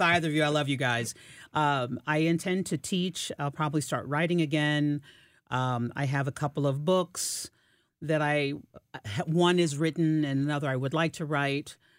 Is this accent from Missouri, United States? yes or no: yes; Fort Leonard Wood, Missouri, United States; I was born in Fort Leonard, Wood, Missouri